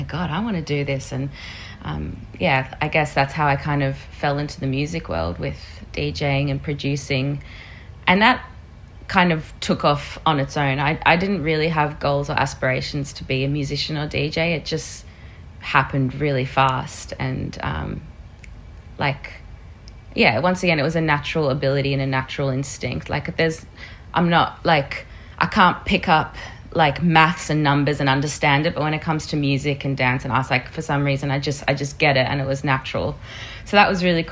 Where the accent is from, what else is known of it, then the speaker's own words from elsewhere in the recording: Australia; also born or lived in South Africa; we immigrated to Australia when I was 7